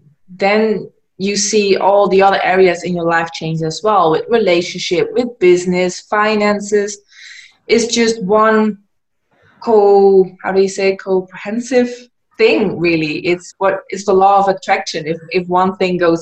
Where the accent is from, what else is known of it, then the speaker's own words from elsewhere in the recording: Netherlands; moved away as an adult; now in Gran Canaria, Spain; I'm originally from the Netherlands, but I moved to Gran Canaria.